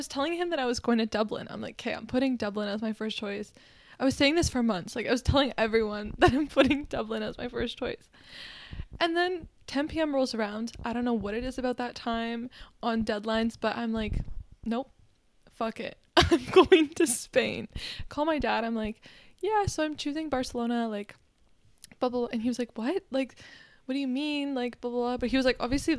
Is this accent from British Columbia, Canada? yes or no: no; Kitchener, Ontario, Canada; moved away; also born or lived in Ottawa; I had to drive from Ottawa to my hometown, which is like Kitchener-Waterloo